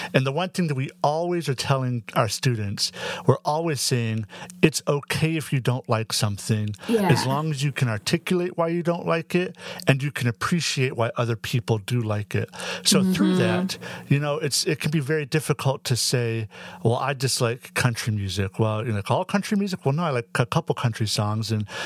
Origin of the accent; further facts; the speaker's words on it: Northwest Ohio, United States; I'm from Northwest Ohio